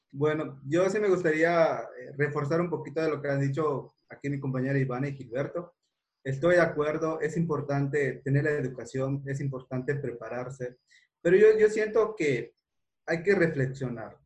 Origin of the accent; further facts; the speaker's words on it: a town near Mérida, Yucatán, Mexico; mi persona que nace en un pueblo y no vengo de una familia adinerada